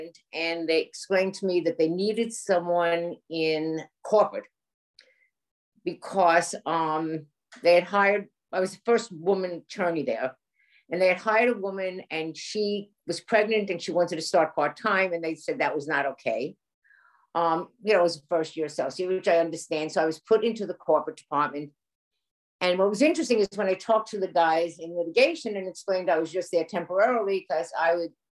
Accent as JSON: {"language": "English", "town": "Woodmere", "region": "New York", "country": "United States", "tie": "born or raised there", "said": "I'm a kid from Woodmere, Long Island, grew up in the Five Towns"}